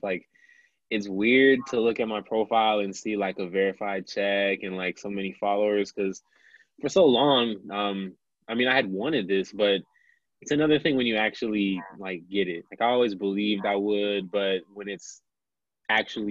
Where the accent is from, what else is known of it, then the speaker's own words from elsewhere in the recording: Milwaukee, Wisconsin, United States; born and raised in Milwaukee, Wisconsin, in the United States